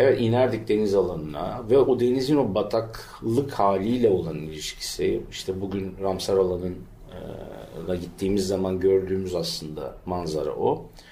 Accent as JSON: {"language": "Turkish", "region": "İzmir", "country": "Turkey", "tie": "born or raised there", "said": "Bostanlı Deresi'nin yanında doğdum, büyüdüm"}